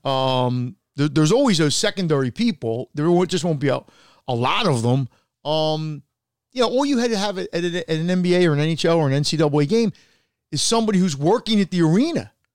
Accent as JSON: {"language": "English", "country": "United States"}